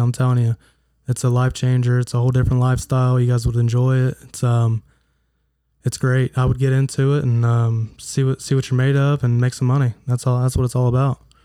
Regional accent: Huntington, United States; I am from Huntington

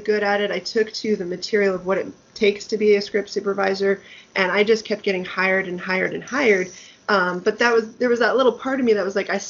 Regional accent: Denver, Colorado, United States; moved away; back in Denver. That's where I'm from, my hometown.

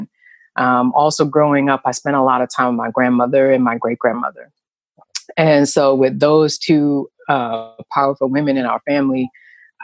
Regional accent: New York City, New York, United States; I was born and raised in New York City to be exact, back in the 70s

